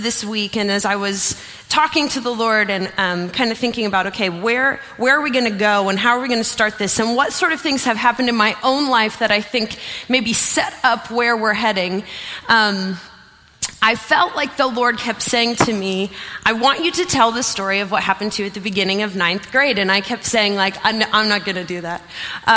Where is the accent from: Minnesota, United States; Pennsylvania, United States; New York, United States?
Pennsylvania, United States; York; also born or lived in Ohio; I'm from Pennsylvania, not Ohio. And so my parents put me into what was called the Christian School of York